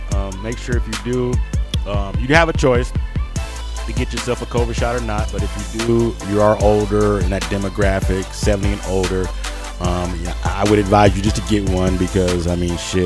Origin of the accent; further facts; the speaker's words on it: Colorado, United States; I'm like, from Colorado